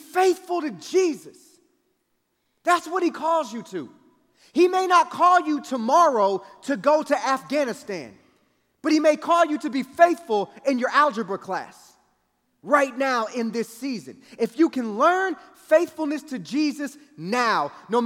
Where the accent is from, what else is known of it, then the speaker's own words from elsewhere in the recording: Kansas City, United States; I grew up in Kansas City, and it would get cold in the wintertime